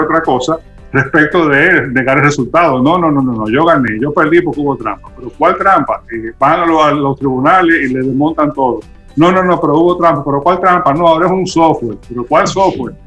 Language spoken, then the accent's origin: Spanish; Dominican Republic; nosotros como sociedad dominicana